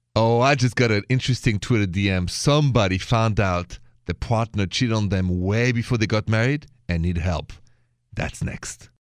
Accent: Paris, Île-de-France, France; accent: French; English is a second language; moved away; my accent is French.

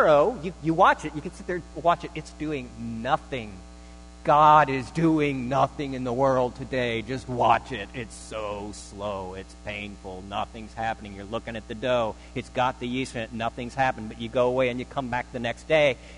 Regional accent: Northern Virginia, United States; I was born in Northern Virginia

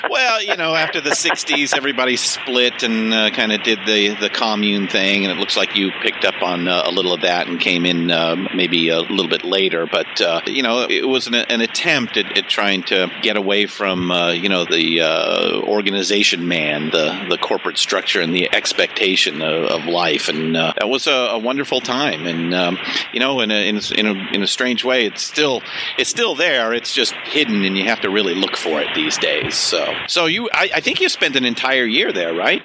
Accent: Southern California, United States; moved away as an adult; now in Northern California, United States; I was born and raised in Southern California. California

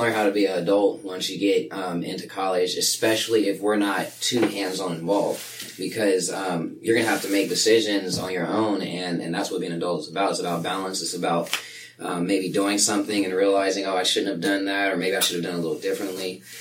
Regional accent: Sacramento, California, United States; now in Chico, United States; Sacramento was my hometown

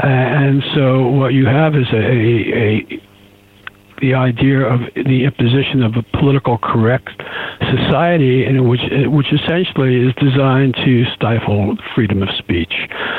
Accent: Queens, New York, United States; I'm a New Yorker. I come from the area of Queens, where Trump comes from.

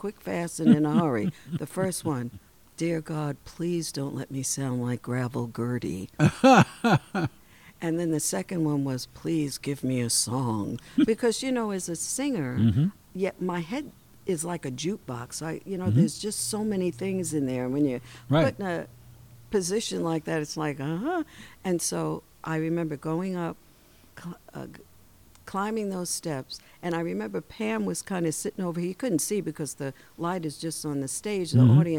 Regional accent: New York, United States; accent: New York; now in Portland, United States; to just be there in my hometown

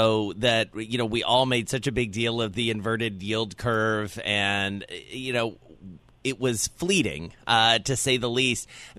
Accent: the South, Southern United States, United States; accent: Southern; I'm all the way out in San Francisco. I think it's my Southern accent.

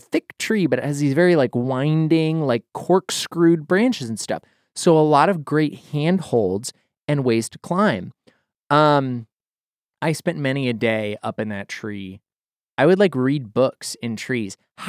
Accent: Idaho, United States; At the house that I spent most of my formative years growing up in Idaho, there was a corkscrew willow tree in the front yard.

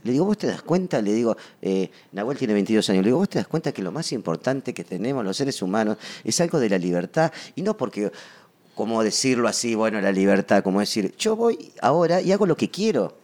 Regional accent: Patagonia, Argentina; also born or lived in Buenos Aires; Nací en Buenos Aires, eh, pero de muy chiquito me fui a vivir a la Patagonia

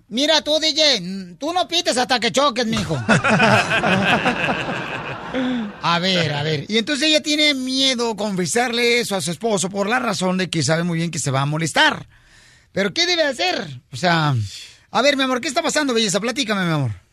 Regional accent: Ocotlán, Jalisco, Mexico; soy de Ocotlán, Jalisco

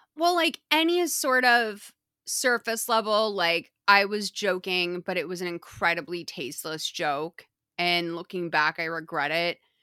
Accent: Massachusetts, United States; I'm vowely challenged. I'm from Massachusetts. I can barely talk

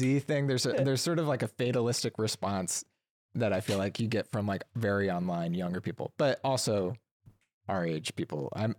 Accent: Alabama, United States; So I'm from Alabama. I moved out here after college

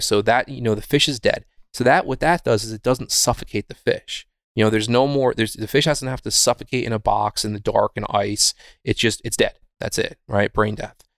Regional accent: Wurtsboro, New York, United States; I grew up in a little town called Wurtsboro

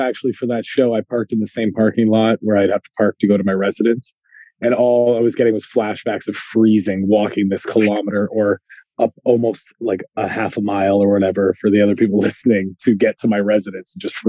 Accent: Guelph, Ontario, Canada; I'm in a little town called Guelph, which, as a Canadian, you probably know where that is, but that's why I usually just tell people I'm from Toronto and live in Toronto, because it's all one.

